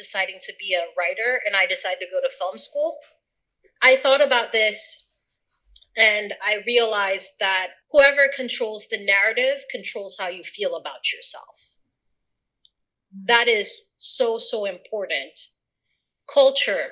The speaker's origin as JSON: {"language": "English", "country": "Sierra Leone", "tie": "born or raised there", "also_born_or_lived": "Atlanta, Georgia", "moved": "yes", "said": "I'm from Sierra Leone. Born and raised"}